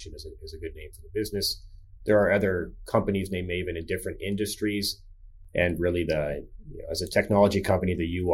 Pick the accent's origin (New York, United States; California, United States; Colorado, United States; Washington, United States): California, United States; Palo Alto; moved away as an adult; also born or lived in Boston; now in Pittsburgh, United States; I grew up in California in the Bay Area, Palo Alto